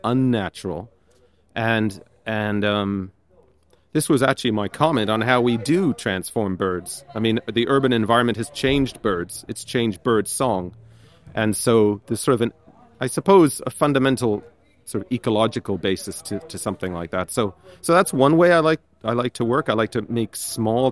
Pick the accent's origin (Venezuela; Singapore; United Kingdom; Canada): Canada; moved away as an adult; now in Limerick, Ireland; I grew up in Canada, but I've been living 13 years in Limerick